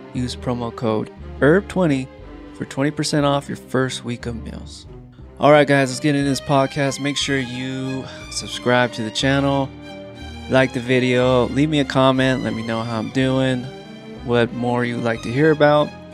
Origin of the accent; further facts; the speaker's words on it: Apple Valley, California, United States; also born or lived in Hesperia, California / Victorville, California; now in Utah, United States; I grew up in Esperia, Victorville, Apple Valley.